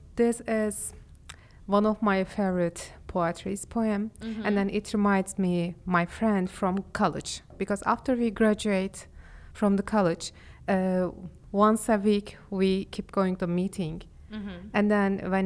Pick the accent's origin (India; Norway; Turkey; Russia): Turkey; Istanbul; accent: Istanbul Turkish; English is a second language; I am from Istanbul. And I am speaking Istanbul Turkish.